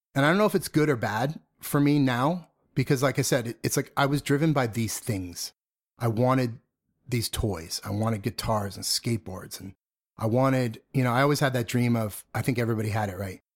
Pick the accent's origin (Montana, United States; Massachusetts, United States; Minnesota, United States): Massachusetts, United States; Methuen; also born or lived in Lawrence, Massachusetts; I grew up in the suburbs of Boston